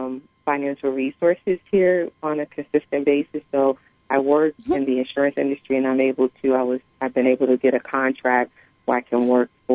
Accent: East Coast, United States; now in Mission Hills, United States; I live on the West Coast, but I'm from the East Coast.

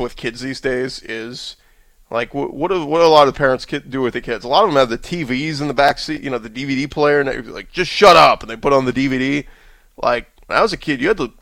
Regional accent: Metairie, Louisiana, United States; I'm from Metairie, so we used to always go out to that Metairie-Kenner border over there

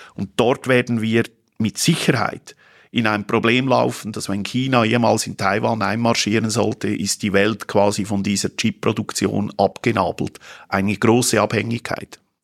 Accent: Switzerland

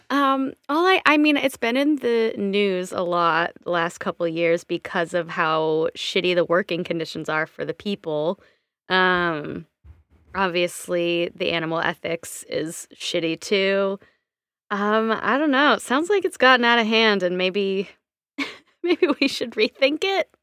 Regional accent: Washington, United States; in my home state, that shit happens as well in Washington State

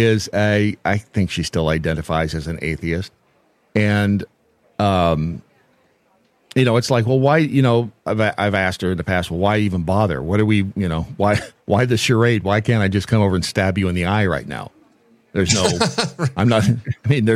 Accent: Boron, California, United States; growing up in Boron, California, which is a stone's throw from Edwards Air Force Base

